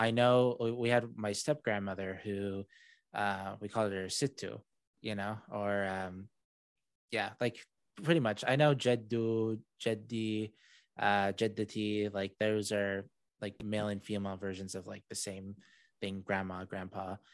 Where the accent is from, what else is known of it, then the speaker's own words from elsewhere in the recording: Saudi Arabia; first language English; moved away; I was raised in Saudi Arabia, born there